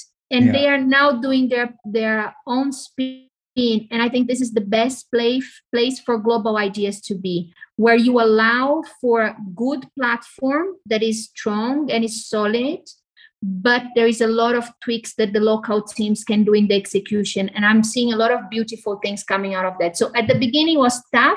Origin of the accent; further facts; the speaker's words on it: Brazil; So I'm Brazilian, I was raised in Brazil, my family is half Italian.